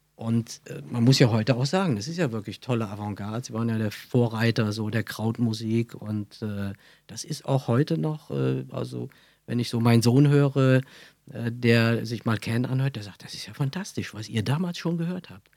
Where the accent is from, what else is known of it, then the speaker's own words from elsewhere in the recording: Brühl, North Rhine-Westphalia, Germany; accent: Kölsch; Ich bin aufgewachsen in Brühl bei Köln